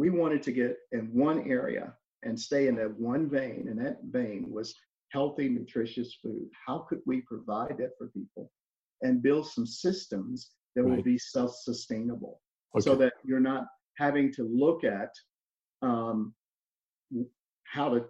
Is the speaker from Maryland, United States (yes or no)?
no; Louisiana, United States; also born or lived in Missouri; now in Alabama, United States; I'm originally from Louisiana. That's where I grew up at.